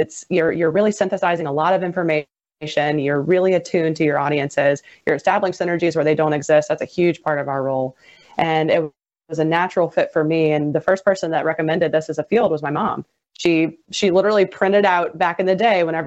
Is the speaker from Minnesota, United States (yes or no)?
no; St. Martin, Louisiana, United States; I'm from St. Martin, born and raised, went to high school at St. Martin